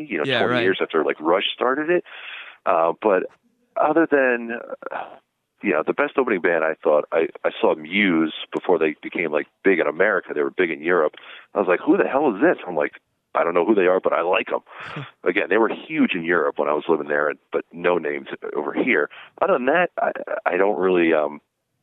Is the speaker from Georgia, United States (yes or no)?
no; New Jersey, United States; I grew up in New Jersey